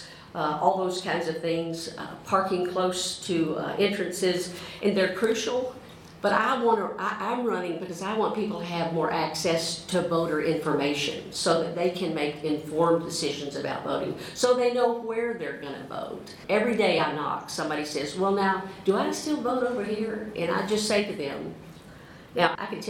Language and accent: English; Mississippi, United States; moved away as an adult; now in Louisville, United States; I'm from Mississippi. I moved here in 1987 to attend Southern Seminary